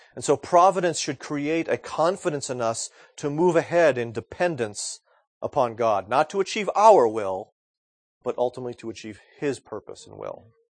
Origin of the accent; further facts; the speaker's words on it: United States; I'm an American male